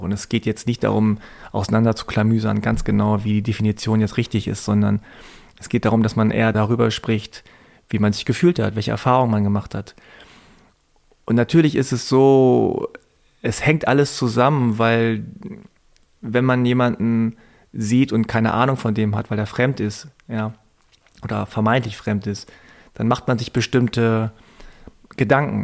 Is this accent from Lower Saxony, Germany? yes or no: yes; Hanover, Lower Saxony, Germany; als Kind und Jugendliche als ich. Damals in Hannover, in so einem Vorort mit zwei, drei koreanischen Familien